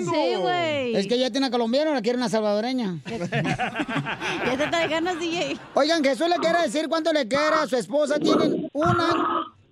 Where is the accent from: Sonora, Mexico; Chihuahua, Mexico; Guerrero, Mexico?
Sonora, Mexico; San Luis Río Colorado; Entonces yo soy de San Luis, Río Colorado.